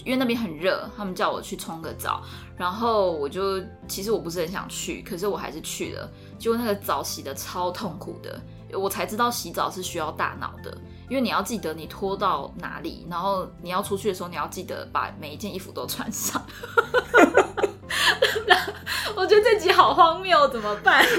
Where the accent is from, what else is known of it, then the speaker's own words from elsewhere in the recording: Taiwan; 我是台湾人